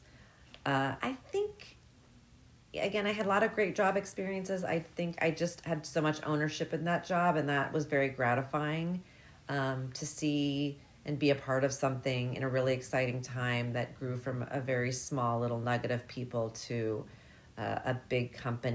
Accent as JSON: {"language": "English", "town": "Bellevue", "region": "Washington", "country": "United States", "tie": "born or raised there", "also_born_or_lived": "Seattle / Mercer Island", "said": "I grew up in Bellevue, Washington"}